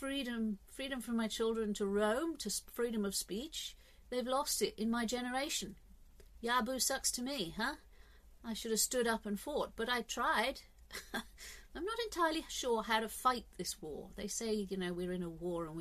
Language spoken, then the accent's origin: English; England, United Kingdom; I'm English